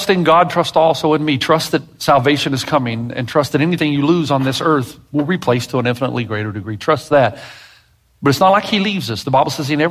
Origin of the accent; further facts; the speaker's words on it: the South, United States; I'm from the South